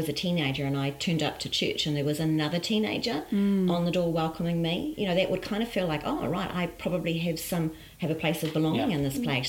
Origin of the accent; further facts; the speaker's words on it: Dunedin, Otago, New Zealand; now in Auckland, New Zealand; Actually, I'm from Tamaki Makaurau at the moment, but I was born in Dunedin, so that kind of counts.